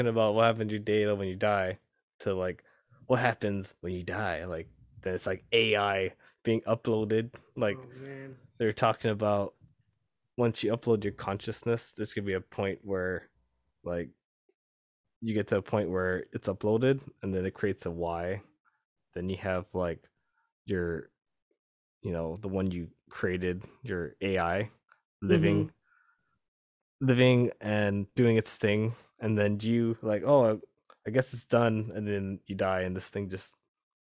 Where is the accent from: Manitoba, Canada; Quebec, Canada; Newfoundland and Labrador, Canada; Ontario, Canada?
Quebec, Canada; Montreal; I was raised in Montreal.